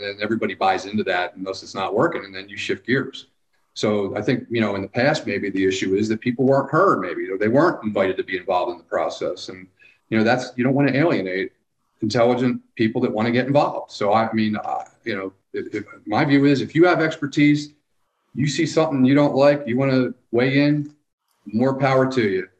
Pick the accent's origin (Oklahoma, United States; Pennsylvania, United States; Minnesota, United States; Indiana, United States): Pennsylvania, United States; Philadelphia; moved away as an adult; also born or lived in New Jersey / California / the Carolinas; now in Hot Springs Village, United States; I was born in Philadelphia